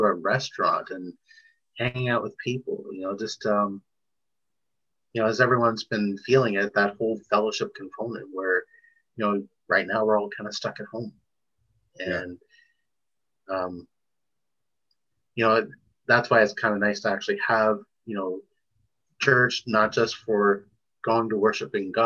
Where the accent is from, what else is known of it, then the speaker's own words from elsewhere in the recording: Toronto, Ontario, Canada; Born and raised in Toronto